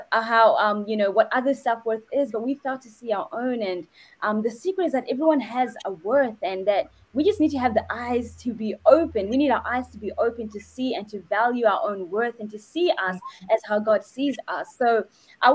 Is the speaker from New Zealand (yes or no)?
yes; New Zealand; I'm from New Zealand as well as Kaswai